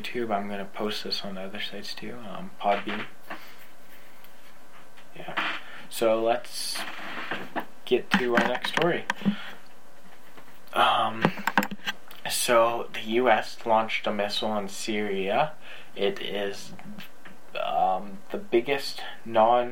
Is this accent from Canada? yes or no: yes; Canada; I'm Canadian